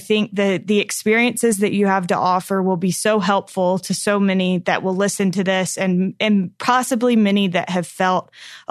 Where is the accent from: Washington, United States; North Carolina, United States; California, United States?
North Carolina, United States; moved away; I grew up in North Carolina